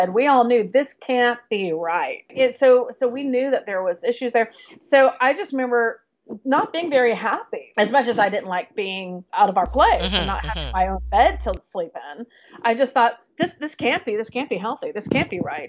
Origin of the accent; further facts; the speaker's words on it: Florida, United States; now in New York City, United States; my hometown in Florida